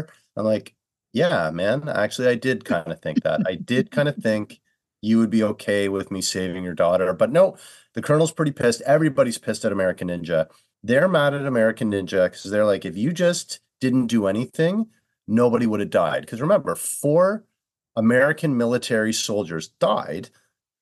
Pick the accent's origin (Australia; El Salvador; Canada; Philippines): Canada; I'm Canadian